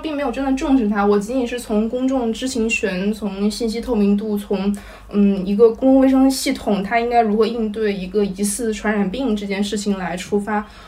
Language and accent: Chinese; Wuhan, Hubei, China; moved away as an adult; also born or lived in Jingzhou / Hong Kong; 我是在金州出生，然后在我小学的时候搬去武汉，然后在我高中毕业之后搬去香港